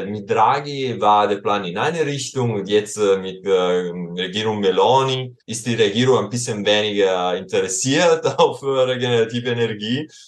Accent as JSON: {"language": "German", "region": "Southern Italy", "country": "Italy", "tie": "born there", "second_language": "German", "said": "ich wurde in Süditalien geboren und äh, vor zwei Jahren war ich dort wieder im Sommer während der Pandemie"}